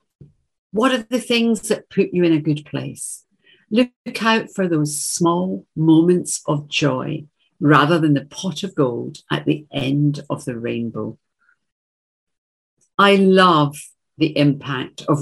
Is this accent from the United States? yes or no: no; Glasgow, Scotland, United Kingdom; Russell is a short, broad Glaswegian from my hometown